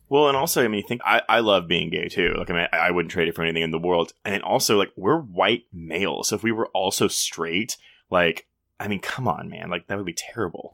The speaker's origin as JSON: {"language": "English", "town": "Houston", "region": "Texas", "country": "United States", "tie": "born or raised there", "said": "I grew up in Houston"}